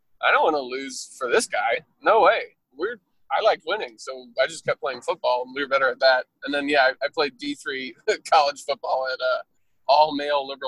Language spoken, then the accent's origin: English; Bloomington, Indiana, United States; also born or lived in Pennsylvania; we moved from Pennsylvania to Bloomington, Indiana